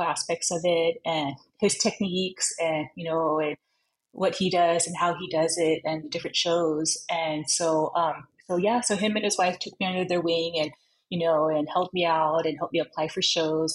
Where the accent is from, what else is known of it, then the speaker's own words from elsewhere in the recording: Long Beach, California, United States; also born or lived in Los Angeles, California; So I was born at USC Hospital, the county hospital in LA, but I grew up in Long Beach my whole life